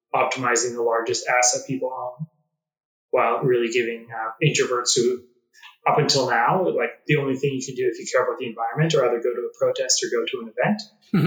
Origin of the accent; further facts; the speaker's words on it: Calgary, Alberta, Canada; also born or lived in Nepal; I grew up in Calgary, Alberta